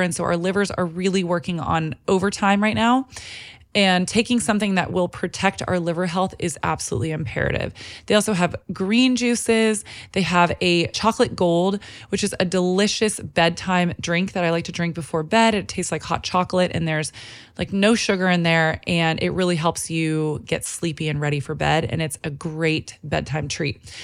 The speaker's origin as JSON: {"language": "English", "region": "Texas", "country": "United States", "tie": "born or raised there", "moved": "yes", "lives_now": "Los Angeles, United States", "said": "I grew up in Texas"}